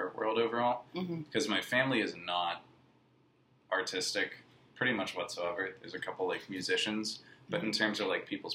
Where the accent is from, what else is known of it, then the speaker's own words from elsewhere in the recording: Pittsburgh, Pennsylvania, United States; I grew up in Pittsburgh